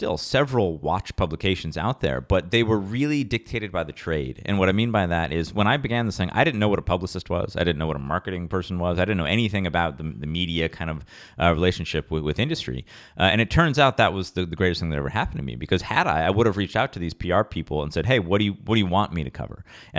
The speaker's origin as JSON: {"language": "English", "town": "Rochester", "region": "New York", "country": "United States", "said": "I'm from Rochester, New York, very kind of humble upbringings."}